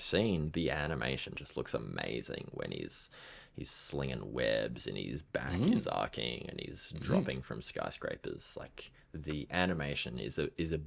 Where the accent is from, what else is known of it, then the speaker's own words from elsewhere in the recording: Australia; I'm also Australian